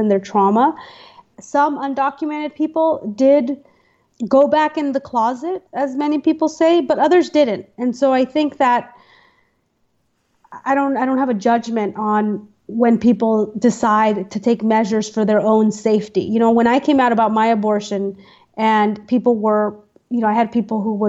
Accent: United States; I was born in the United States, so I am not an immigrant, I'm a citizen, and this is my home

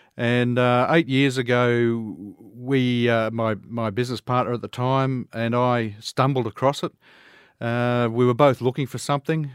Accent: Toowoomba, Queensland, Australia; I'm a Queenslander, uh, raised right here in Toowoomba.

